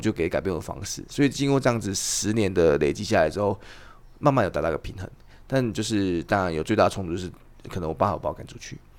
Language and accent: Chinese; Taiwan; 我们是台湾人